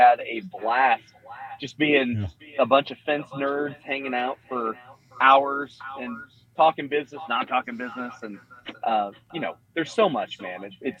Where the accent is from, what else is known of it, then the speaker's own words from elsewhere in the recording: Michigan, United States; now in Tulsa, Oklahoma, United States; I grew up in Michigan, and I'm used to the Great Lakes.